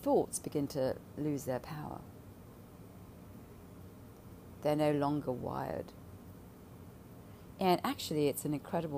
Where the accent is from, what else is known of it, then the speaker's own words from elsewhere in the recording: London, United Kingdom; growing up in London